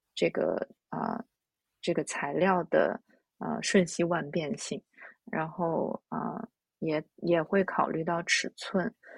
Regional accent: China; now in New York, United States; 我小时候在中国长大的那个，呃，城中村

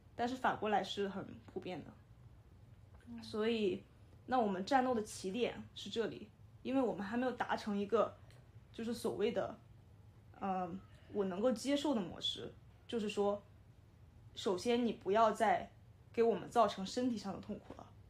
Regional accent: Shandong, China; 因为我是山东人

